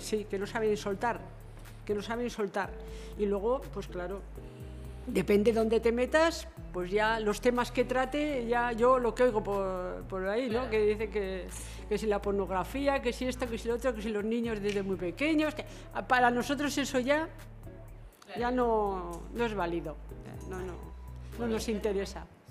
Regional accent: Murchante, Navarre, Spain; nací en Murchante, soy murchantina, he trabajado aquí

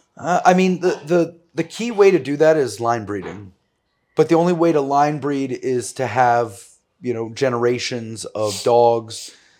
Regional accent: New York City, New York, United States; growing up in New York City

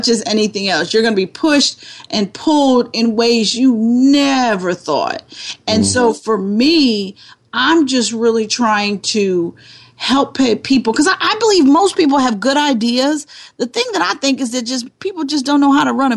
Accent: Bridgeville, Pennsylvania, United States; now in Philadelphia, United States; I am from the suburbs of Pittsburgh, Pennsylvania. I grew up in a little town called Bridgeville, Pennsylvania.

